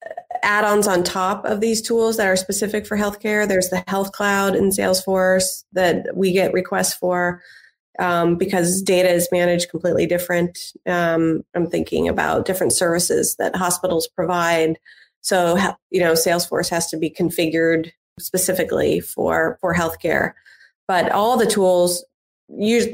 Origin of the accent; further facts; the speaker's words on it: Indianapolis, Indiana, United States; moved away as an adult; I grew up in Indianapolis, Indiana, and came back to raise a family